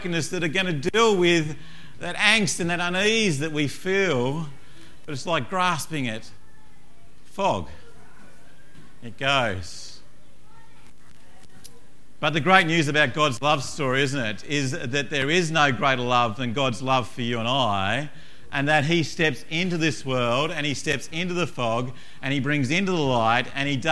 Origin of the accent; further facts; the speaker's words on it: Tasmania, Australia; moved away; I come from Tasmania originally